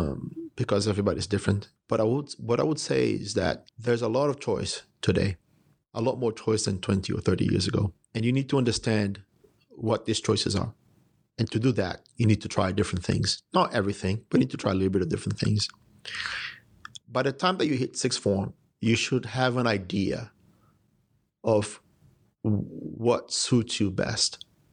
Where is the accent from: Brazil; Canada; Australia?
Brazil; born there; also born or lived in United States / United Kingdom; I was born in Brazil. I went to school in the US and I've lived a significant part of my adult life in the United Kingdom.